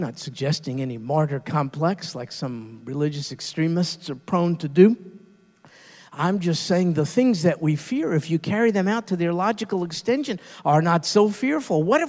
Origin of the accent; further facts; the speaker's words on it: United States; We Americans